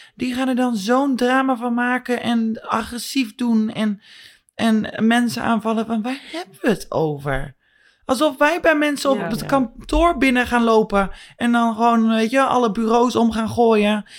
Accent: Netherlands; born or raised there; moved away

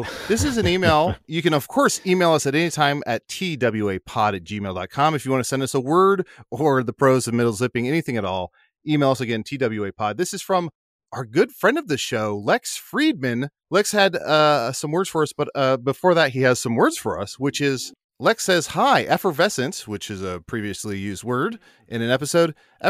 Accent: the South, United States; As a Southerner, I think it's a wonderful word.

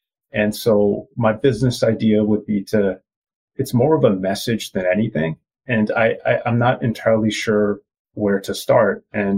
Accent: Canada; born there; I am East Indian. I was born in Canada, and my mom and dad are from India, and the culture we follow is Punjabi.

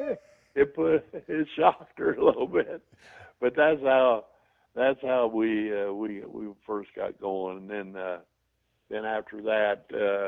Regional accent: Terre Haute, Indiana, United States; I was from Terre Haute

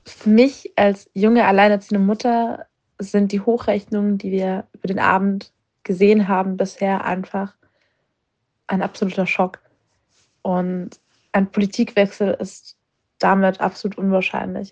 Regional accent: East Germany, Germany; als Ostdeutsche, vor allem aus Ost

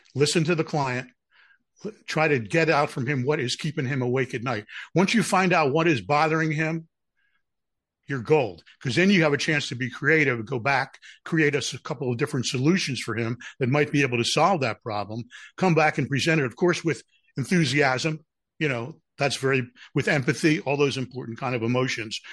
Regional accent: Philadelphia, Pennsylvania, United States; I'm from Philadelphia.

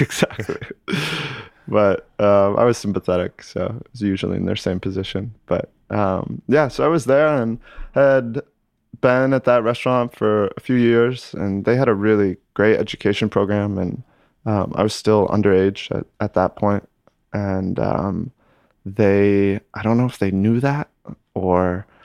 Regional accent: Lake Placid, New York, United States; moved away as an adult; also born or lived in Italy; now in New York, United States; Born and raised uh, Lake Placid, New York

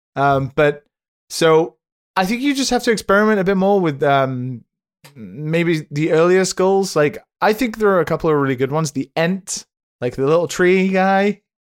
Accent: United Kingdom; now in Japan; being a British citizen under the jurisdiction of Brexit, yet living on the other side of the planet

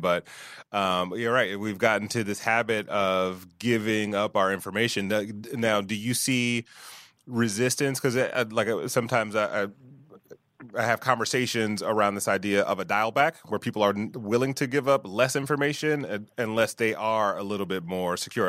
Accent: Detroit, Michigan, United States; I grew up in Detroit

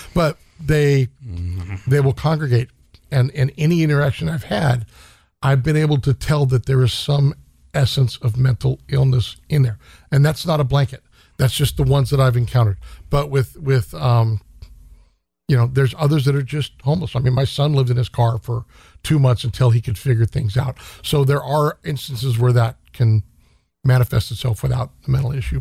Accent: Stockton, California, United States; now in Sacramento, United States; I grew up in Stockton

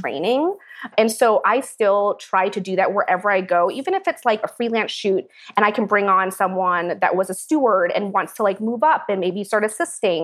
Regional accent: Seattle, Washington, United States; moved away; I was born in Seattle, Washington to Priscilla Tran, my wonderful mother

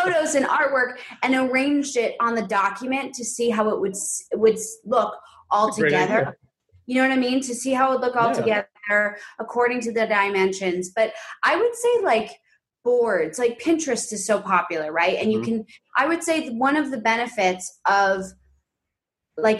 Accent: New York City, New York, United States; moved away as an adult; now in Los Angeles, United States; I grew up predominantly in this like big pre-war quintessential like Upper West Side apartment

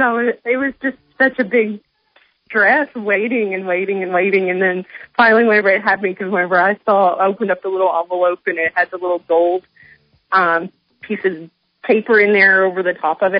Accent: Nashville, Tennessee, United States; now in Papillion, United States; Tennessee, yeah. We're from Nashville.

